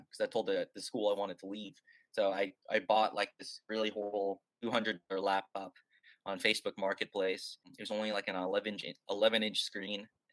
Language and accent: English; United States; moved away as an adult; now in Budapest, Hungary; I'm actually from America, but I'm based in Budapest